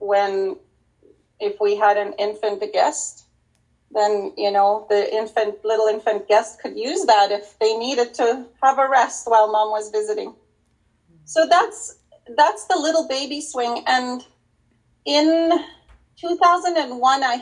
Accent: Wabasca, Alberta, Canada; now in Edmonton, Canada; I'm originally from Wabascot, but I moved here so long ago that this is home for me

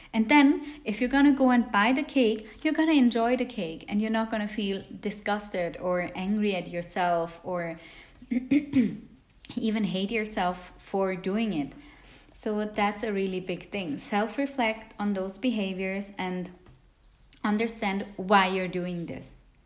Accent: Switzerland; English is a second language; also born or lived in India; I'm from Switzerland because Swiss usually have a bit weird accents when they speak English.

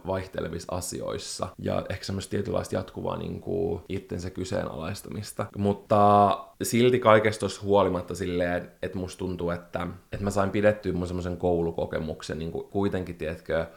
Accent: Espoo, Uusimaa, Finland; also born or lived in Helsinki; me muutettiin Espooseen Helsingistä

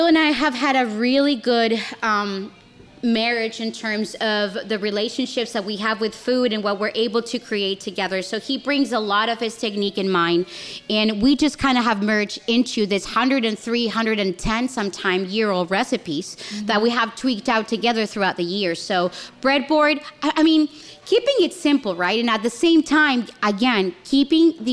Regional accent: Chile; moved away as an adult; now in United States; I'm South American, I'm Chilean.

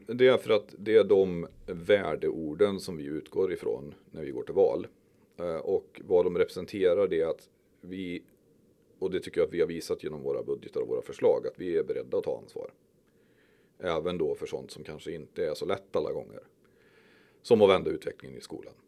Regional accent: Skövde, Västra Götaland, Sweden; also born or lived in Stöpen; Jag är uppväxt i Timmerstad och Berg

